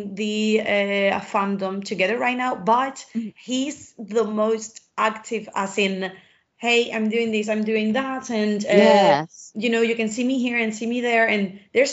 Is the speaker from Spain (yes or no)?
yes; Spain